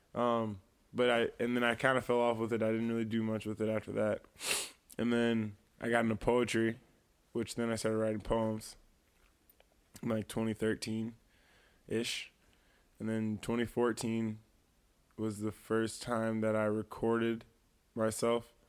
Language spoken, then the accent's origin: English; East Moline, Illinois, United States; also born or lived in Silvis, Illinois; I would definitely say I'm from the Quad Cities, but I'm definitely from East Moline